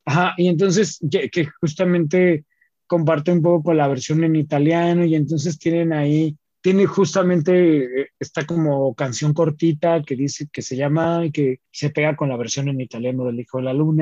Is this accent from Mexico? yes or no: yes; Mexico; also born or lived in northern Mexico (Ciudad Juárez); como buena familia mexicana